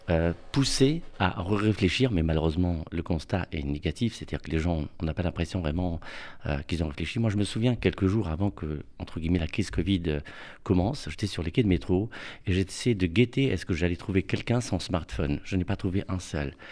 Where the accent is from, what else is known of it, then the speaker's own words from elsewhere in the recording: Morocco; now in Paris, France; quand je suis venu à Paris, euh, je suis venu du Maroc. Et au Maroc, vous savez, il y a les femmes de ménage, chauffeurs, etc.